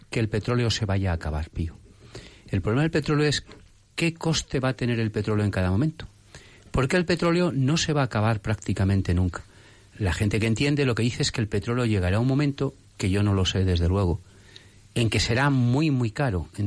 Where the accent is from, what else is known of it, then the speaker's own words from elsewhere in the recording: Madrid, Community of Madrid, Spain; Como usted y yo somos de Madrid